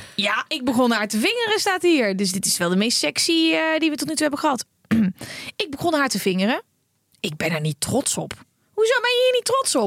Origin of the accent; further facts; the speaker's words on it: Netherlands; wij als Nederlanders